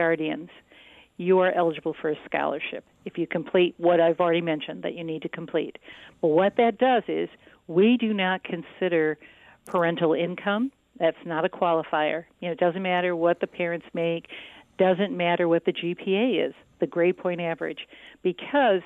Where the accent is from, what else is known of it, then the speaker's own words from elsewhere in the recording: Saginaw Township, Michigan, United States; also born or lived in California; I grew up in Saginaw Township.